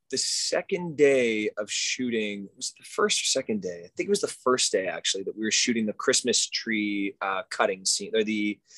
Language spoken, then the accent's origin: English; Montreal, Quebec, Canada; i grew up in Montreal, Canada.